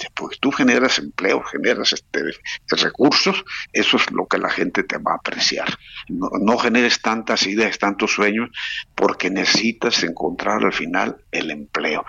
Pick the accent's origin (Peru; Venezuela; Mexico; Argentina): Mexico; now in Spain; somos los mexicanos